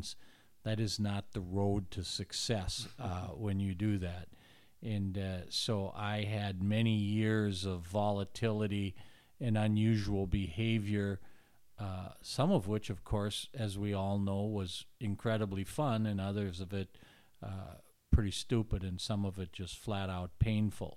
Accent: Minneapolis, Minnesota, United States; I grew up in Northeast Minneapolis

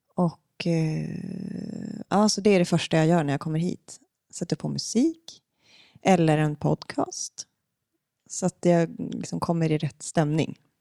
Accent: Umeå, Västerbotten County, Sweden; now in Stockholm, Sweden; i Umeå, där jag kommer ifrån

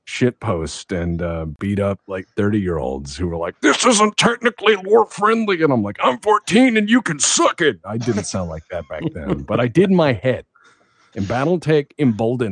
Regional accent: Texas, United States; I was an awkward kid growing up in Texas.

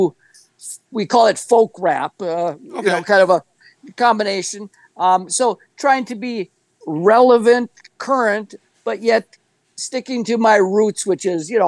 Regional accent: Green Bay, Wisconsin, United States; moved away as an adult; also born or lived in Los Angeles; Growing up in Green Bay, it was a vibrant rock and roll music scene

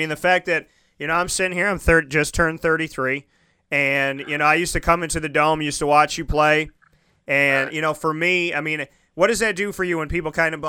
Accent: Syracuse, New York, United States; my hometown of Syracuse, New York

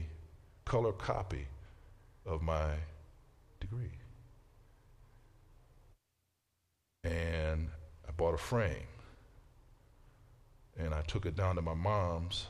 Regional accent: Canton, Ohio, United States; I came from the southwest end of Canton, the southeast end, went to Lathrop, you know. I ran these halls

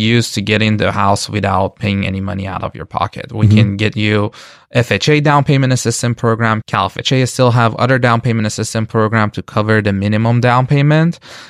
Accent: Iran; now in United States; I am an immigrant. We moved here from Iran.

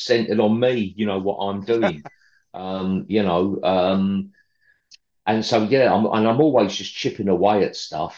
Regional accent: London, United Kingdom; I'm from the East End of London originally

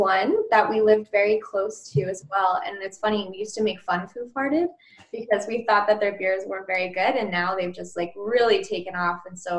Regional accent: Nanaimo, British Columbia, Canada; also born or lived in Okanagan, British Columbia; I'm from BC, originally the Okanagan, and moved to Nanaimo when I was in my teens and grew up there. I lived off and on in Columbus, Ohio when I was in my, 19 to like 22.

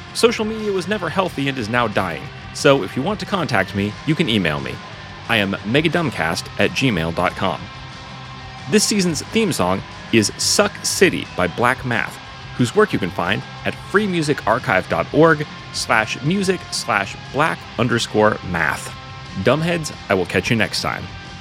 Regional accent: Pacific Northwest, United States; I'm from the Pacific Northwest

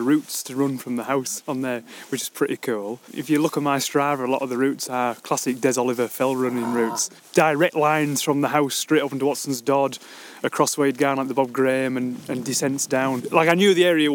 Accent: Keswick, North West England, United Kingdom; also born or lived in Thirlmere; I am a born and bred Keswickian, one of the few left, but I now live just at Thirlmere.

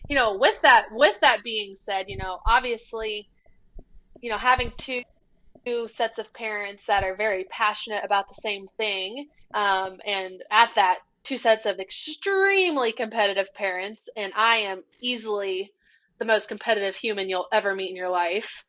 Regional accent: Bucyrus, Ohio, United States; I was born in Bucyrus I lived in Bucyrus. I went to school in Bucyrus. That's my hometown.

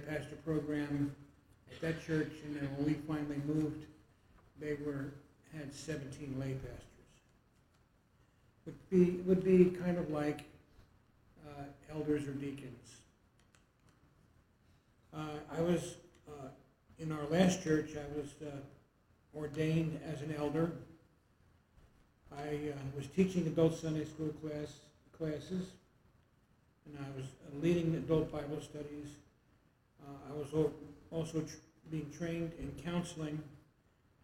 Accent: New Jersey, United States; moved away as an adult; also born or lived in Washington, D.C. / Colorado; now in Arizona, United States; I'm 75. I was raised in New Jersey for all of my growing up years and college years

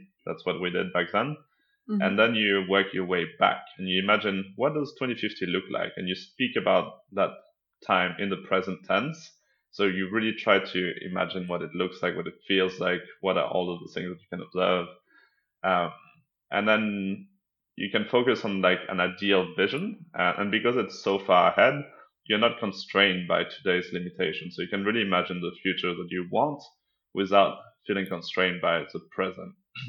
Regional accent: south of France, France; moved away as an adult; also born or lived in Denmark; now in New York, United States; I grew up mostly in the south of France, but I moved back and forth between France and Denmark, and then I moved to New York when I was in my early 20s.

